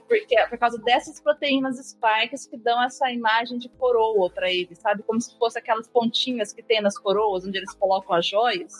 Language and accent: Portuguese; Botelhos, Minas Gerais, Brazil; moved away; eu sou mineira, eu sou de sou do, do sul de Minas, de Botelho, chama cidade, fica perto de Poço de Caldas